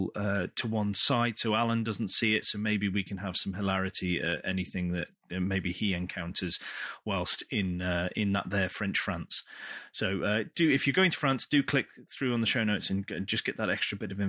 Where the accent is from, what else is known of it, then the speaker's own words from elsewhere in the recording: United Kingdom; we're British